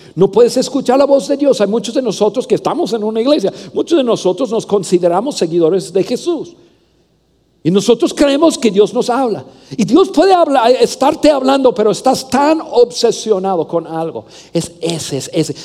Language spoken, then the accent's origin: Spanish; Mexico; also born or lived in Saltillo, Coahuila; soy mexicano